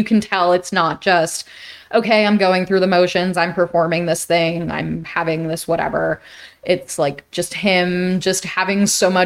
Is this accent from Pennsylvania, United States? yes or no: no; New York, United States; I grew up in New York